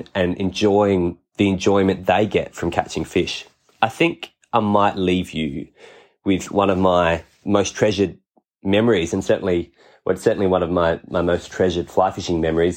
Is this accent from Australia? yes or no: yes; Cobdogla, South Australia, Australia; I grew up in Cobdoggler in the Riverland in South Australia